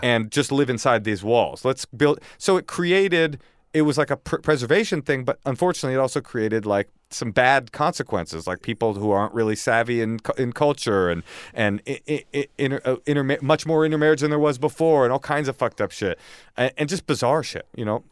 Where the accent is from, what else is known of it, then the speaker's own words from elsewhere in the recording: Oakland, California, United States; also born or lived in upstate New York; I was raised in Oakland with my mom